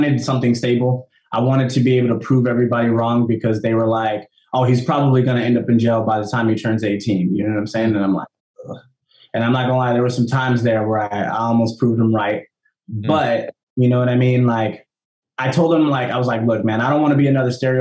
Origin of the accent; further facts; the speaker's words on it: San Jose, California, United States; also born or lived in Fresno, California; So I'm from San Jose, California. I was born and raised in, well, I was born in Fresno. Grew up in San Jose